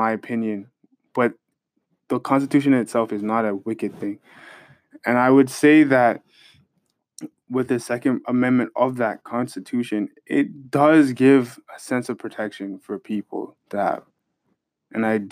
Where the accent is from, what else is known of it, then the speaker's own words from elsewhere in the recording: Canada; as a Canadian